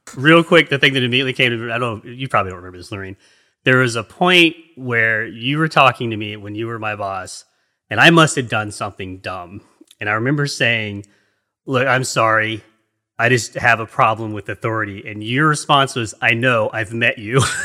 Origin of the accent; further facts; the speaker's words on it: East Coast, United States; also born or lived in England; I'm an American in, on the East Coast, United States. I've, I lived in England for three years when I was younger